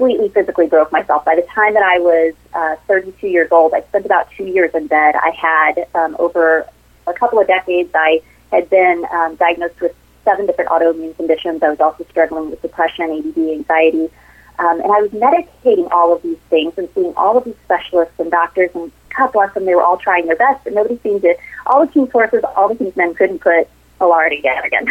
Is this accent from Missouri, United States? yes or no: yes; southeastern Missouri, United States; I grew up in a small town in southeastern Missouri with, you know, very humble beginnings.